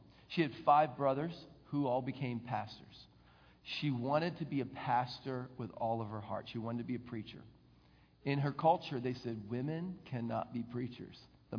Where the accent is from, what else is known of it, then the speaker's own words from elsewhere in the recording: the North, United States; Look, I'm from the North, you're from the South.